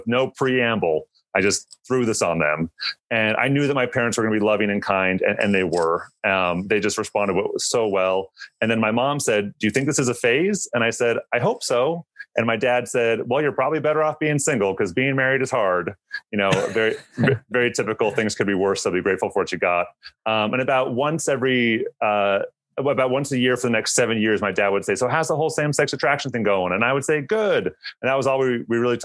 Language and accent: English; Seattle, Washington, United States; I grew up in the Seattle area.